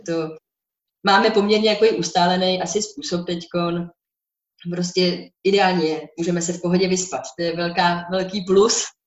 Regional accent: Bohemia, Czechia; u nás v Čechách

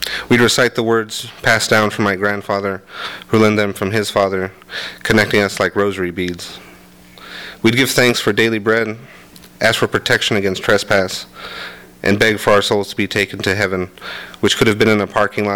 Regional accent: Commerce, California, United States; I grew up in Commerce, which meant either you went to Bell Gardens High School or Montebello High School

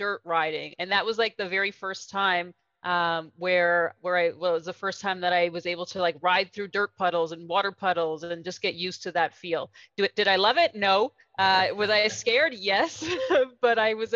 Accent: Canada; also born or lived in New Orleans, United States; now in Guatemala; I am a Canadian

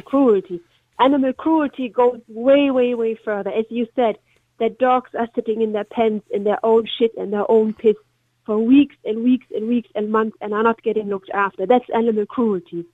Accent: Germany; now in Ireland; I'm originally from Germany

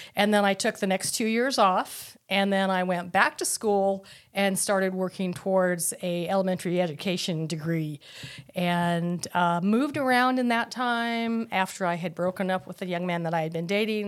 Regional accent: Tucson, Arizona, United States; I was born in, um, nineteen fifty-one in Tucson, Arizona.

